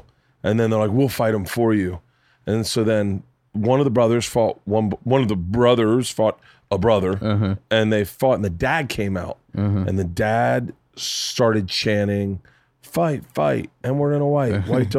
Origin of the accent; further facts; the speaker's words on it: the South, United States; I grew up in the South when people said that.